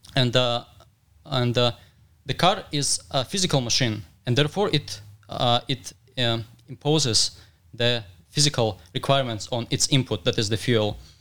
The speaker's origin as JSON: {"language": "English", "region": "Dagestan", "country": "Russia", "said": "I'm from Dagestan"}